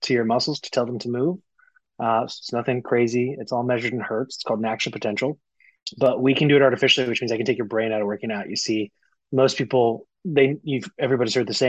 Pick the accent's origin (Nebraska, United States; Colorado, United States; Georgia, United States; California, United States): Colorado, United States; moved away as an adult; also born or lived in South Florida; We were both kind of born and raised in Colorado